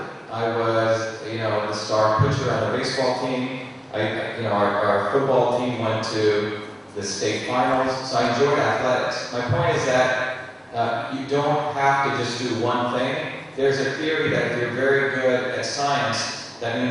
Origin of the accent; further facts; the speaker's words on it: Mumbai, Maharashtra, India; moved away; also born or lived in a small village in India; I was born in Bombay